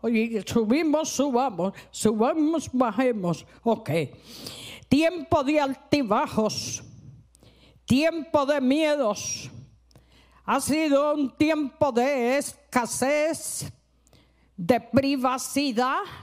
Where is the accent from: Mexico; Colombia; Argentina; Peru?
Colombia; Cali, Valle del Cauca; yo no soy costeña, soy caleña